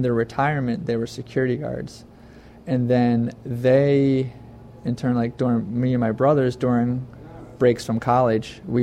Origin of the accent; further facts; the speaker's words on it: Philadelphia suburbs, southeastern Pennsylvania, United States; also born or lived in Florida / Providence; I grew up mainly in the Philadelphia suburbs and small towns of southeastern Pennsylvania